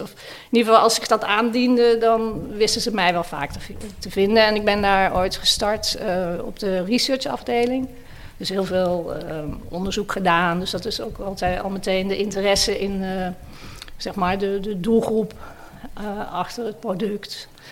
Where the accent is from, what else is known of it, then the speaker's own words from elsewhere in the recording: Maastricht, Limburg, Netherlands; Ik kom zelf uit Maastricht